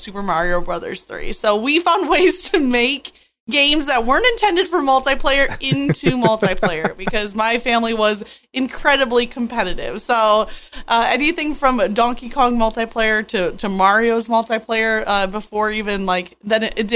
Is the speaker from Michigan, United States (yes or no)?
yes; Michigan, United States; I grew up in Michigan